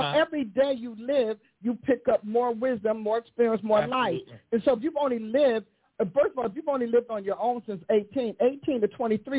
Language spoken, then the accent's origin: English; East Coast, United States; I'm from East Coast. I know pigeons.